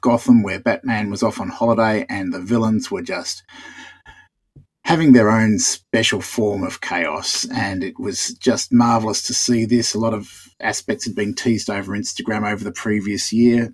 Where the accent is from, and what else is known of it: Australia